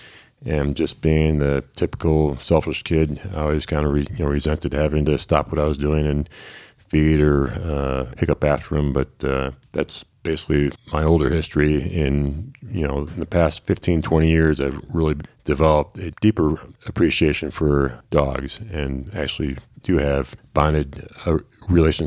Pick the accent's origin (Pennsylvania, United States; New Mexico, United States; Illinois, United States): Illinois, United States; Chicago; moved away as an adult; I was born in Chicago and raised in the suburbs